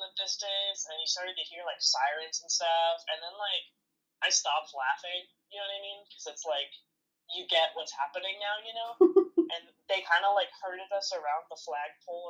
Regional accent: Arizona, United States; we're from Arizona

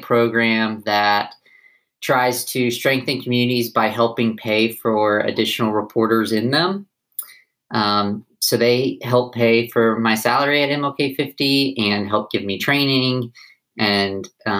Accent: Knoxville, Tennessee, United States; moved away as an adult; now in Memphis, United States; I'm from Knoxville. I've been in Memphis for about 4.5 years.

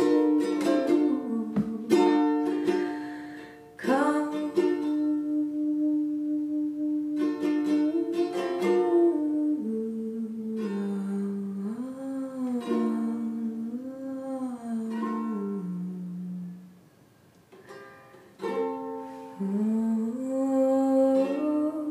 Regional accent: Ann Arbor, Michigan, United States; Ann Arbor, Michigan, my hometown

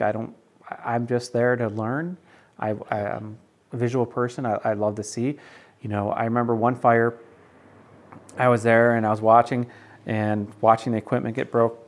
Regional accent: North Syracuse, New York, United States; my church that I grew up with in North Syracuse

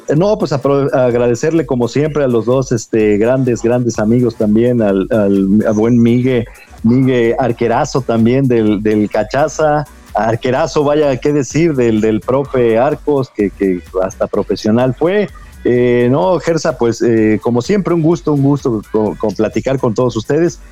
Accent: Mexico; como mexicano

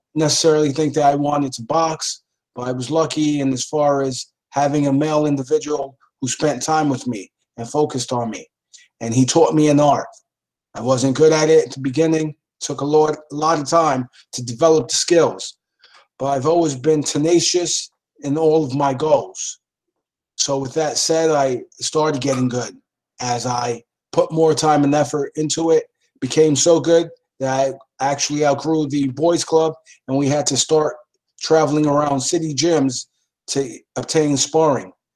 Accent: New York City, New York, United States; growing up in the Lower East Side, seeing all of the crime

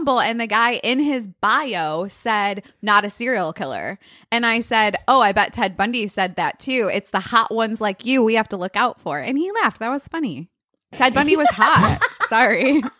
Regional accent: Chicago, Illinois, United States; I'm from Chicago.

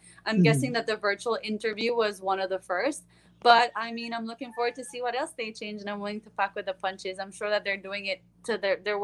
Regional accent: Belize; from Belize

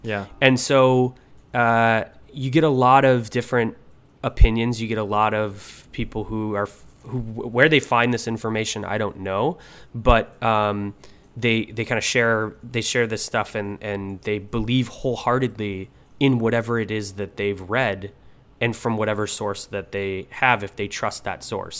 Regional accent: Buffalo, New York, United States; I was a chiropractor from Buffalo, New York.

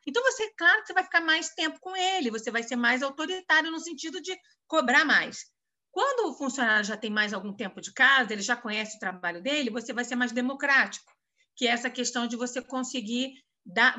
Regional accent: Rio de Janeiro, Brazil; moved away as an adult; now in São Paulo, Brazil; eu carioca

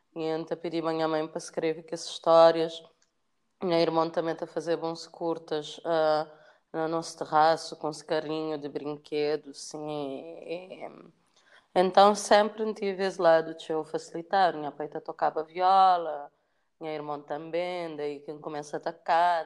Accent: São Vicente, Cape Verde; moved away as an adult; also born or lived in Paris, France / Luanda, Angola; nasci na São Vicente

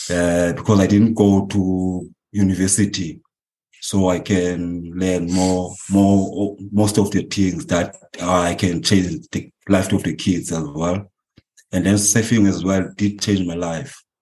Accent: Eastern Cape, South Africa; English is a second language; now in Mossel Bay, South Africa; Uh, I'm original from Eastern Cape, Stexfreight. Uh, I end up in Mossel Bay because of my parents.

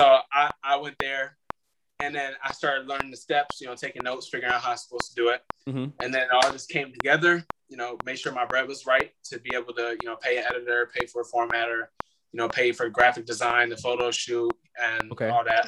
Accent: Illinois, United States; moved away as an adult; now in Florida, United States; I'm here in Florida by myself because I'm from Illinois

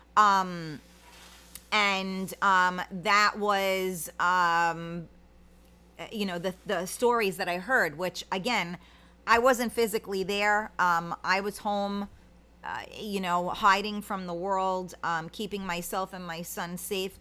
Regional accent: United States; as an American

